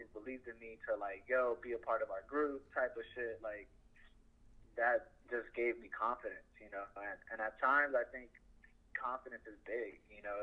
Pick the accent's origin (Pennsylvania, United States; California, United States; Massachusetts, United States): California, United States; Downey; I grew up in Downey, but it's like on a borderline to Paramount at the time